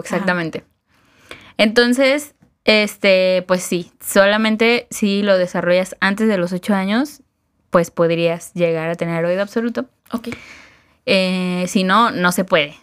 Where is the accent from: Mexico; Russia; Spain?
Mexico; para nosotros mexicanos